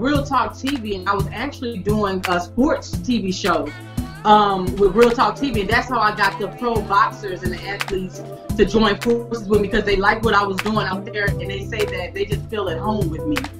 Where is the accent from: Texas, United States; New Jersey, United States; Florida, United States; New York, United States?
Texas, United States; Houston; born and raised in Houston, Texas